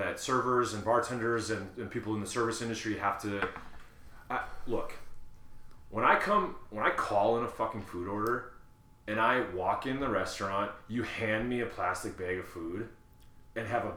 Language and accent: English; Wisconsin, United States; when I grew up in Wisconsin